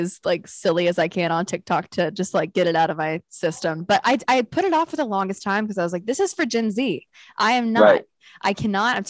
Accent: Knoxville, Tennessee, United States; moved away; he's my hometown hero

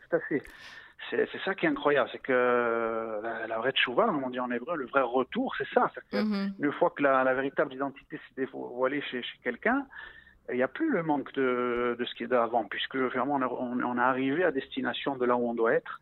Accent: Ajaccio, Corsica, France; moved away as an adult; now in Israel; j'ai grandi en Corse. Je suis né à Ajaccio dans une famille corse à 100%

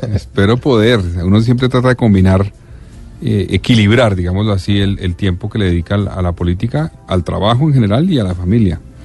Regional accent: Colombia; yo soy de Colombia

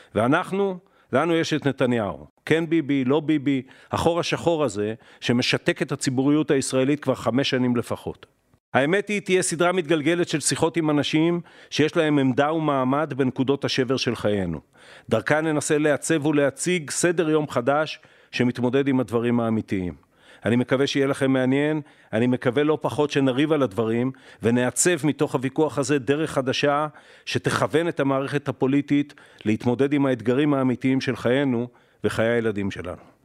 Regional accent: Haifa, Haifa District, Israel; אני נולדתי בבית חולים אלישע בחיפה

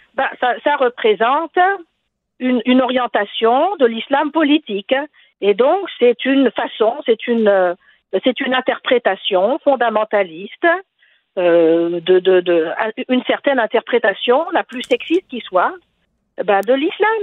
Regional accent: Tunisia; now in Quebec, Canada; je suis tunisienne.

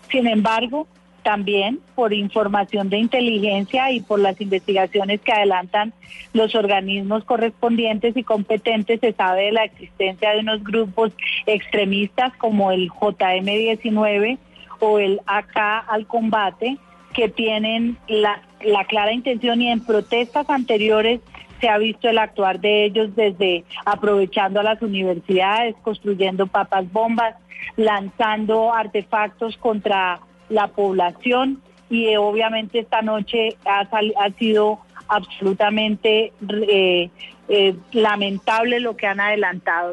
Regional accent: Colombia; todos somos colombianos

